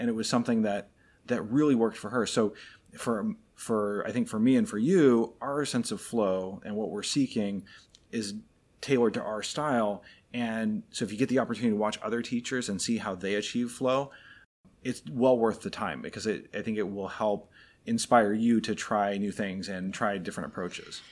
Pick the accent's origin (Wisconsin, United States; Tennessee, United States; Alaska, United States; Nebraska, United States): Alaska, United States; Anchorage; now in Florida, United States; I grew up in Anchorage, Alaska. So very much the opposite of where we live now in Florida